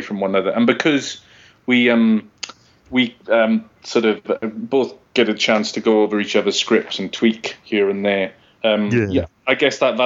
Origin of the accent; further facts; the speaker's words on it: Wales, United Kingdom; I grew up in Wales